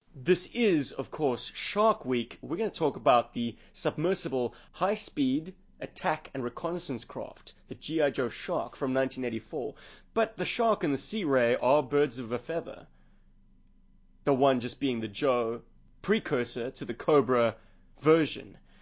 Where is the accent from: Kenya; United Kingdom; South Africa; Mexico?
South Africa; South Africa